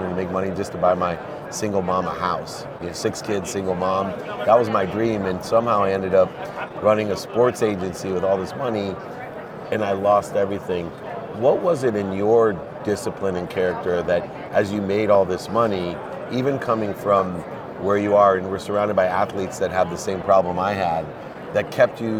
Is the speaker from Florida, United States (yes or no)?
no; Akron, Ohio, United States; I'm from Akron, Ohio, not too much different from Baltimore